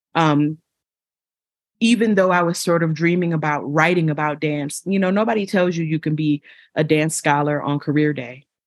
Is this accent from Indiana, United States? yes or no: no; Buffalo, New York, United States; I'm originally from Buffalo, New York